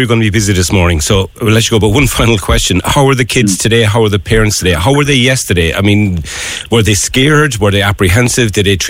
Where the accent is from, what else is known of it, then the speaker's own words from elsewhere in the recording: Cork, Munster, Ireland; I'm from Cork City, I'm from the city centre.